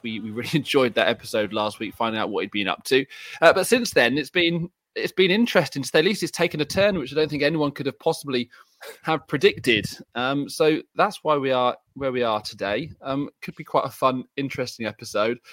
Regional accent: England, United Kingdom; I'm English

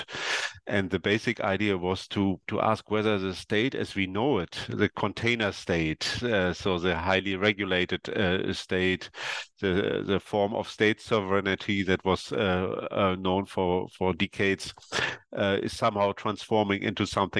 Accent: East Germany, Germany; now in Berlin, Germany; I come from East Germany, and in November 1989, when the Iron Curtain and the Berlin Wall came down, I was did my military service in the East German National or People's Army

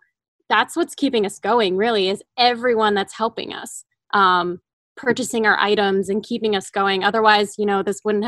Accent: East Coast, United States; moved away as an adult; now in Los Angeles, United States; I moved to LA about a year ago, and I moved for the opening of the Hoxton. And so, you know, I'm fairly new, and I'm mostly from the East Coast.

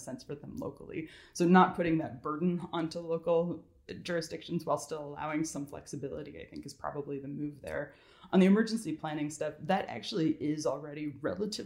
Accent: California, United States; now in Georgia, United States; I'm from California originally, and I moved out here

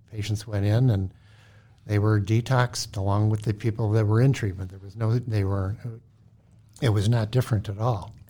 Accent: Cleveland, Ohio, United States; moved away as an adult; also born or lived in St. Louis, Missouri; now in Minnesota, United States; I'm from Cleveland, Ohio

